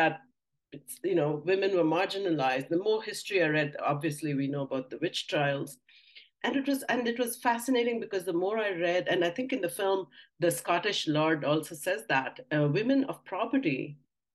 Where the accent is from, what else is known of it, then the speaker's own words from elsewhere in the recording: India; moved away; I grew up in India.